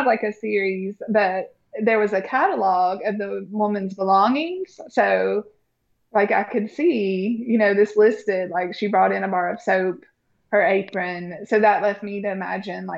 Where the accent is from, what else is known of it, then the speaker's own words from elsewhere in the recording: Bristol, Virginia, United States; even when I was growing up in Bristol, Virginia